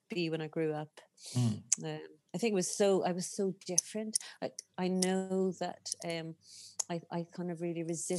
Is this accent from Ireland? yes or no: yes; East Cork, Munster, Ireland; I grew up in East Cork on a farm with horses and cows and all sorts of animals